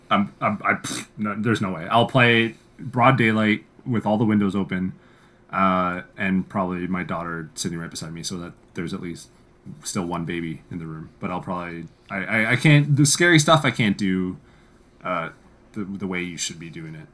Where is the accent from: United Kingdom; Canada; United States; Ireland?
Canada; as Canadian game devs